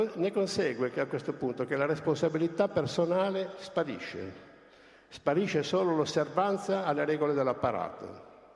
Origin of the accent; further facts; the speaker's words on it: Lombardy, Italy; io non sono colpevole di essere nato in Lombardia